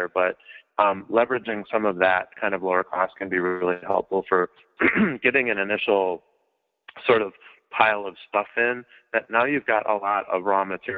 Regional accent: Minnesota, United States; My mother is, I guess I would call her an anthropologist of crafts. And she worked at the Science Museum in Minnesota. I'm from Minnesota

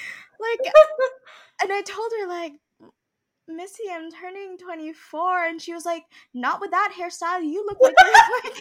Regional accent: Philippines; Yes, I am Filipino.

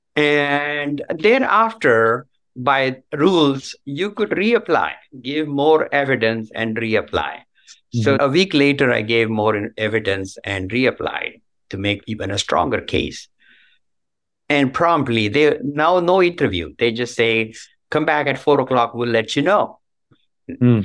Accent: Belagavi, Karnataka, India; moved away as an adult; now in United States; I was born in Belgavi, in a small town in Karnataka, southern part of India

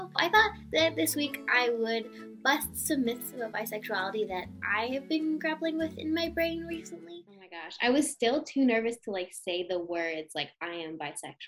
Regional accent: Toronto, Ontario, Canada; I grew up in Toronto

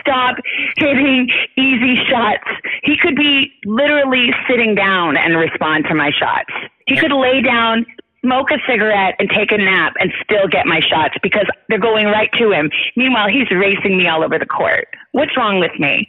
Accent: Tucson, Arizona, United States; moved away; I grew up in Tucson, Arizona

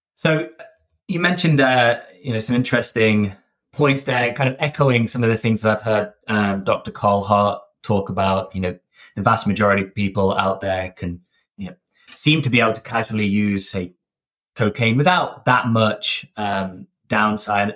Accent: Derbyshire, East Midlands, United Kingdom; I grew up in Derbyshire, uh, in the kind of Midlands North

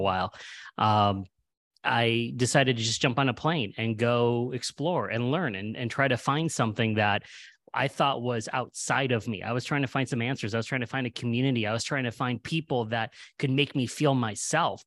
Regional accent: Cleveland, Ohio, United States; moved away; also born or lived in New York City / Los Angeles; we're originally from Cleveland

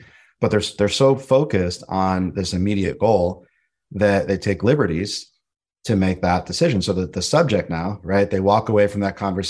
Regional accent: Buffalo, New York, United States; born there; I was born in Buffalo, New York, and I had an opportunity to move to Philadelphia for a job

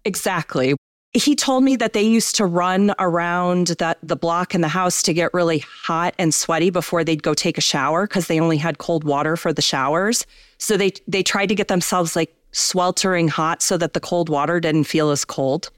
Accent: Midwest, United States; I grew up in the Midwest

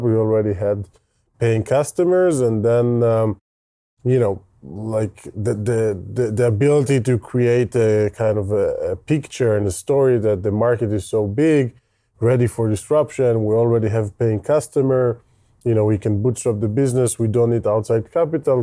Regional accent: Israel; accent: Israeli; English is a second language; You can hear my terrible Israeli accent

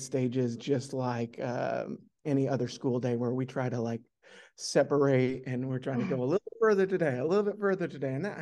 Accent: West Coast, United States; now in Oklahoma, United States; I'm from the West Coast. So some of my best memories are from the West and just growing up in that kind of scenario.

